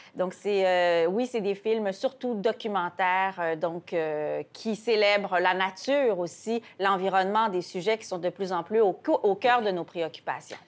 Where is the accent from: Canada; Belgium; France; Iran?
Canada; Quebec; Et chez nous, au Québec aussi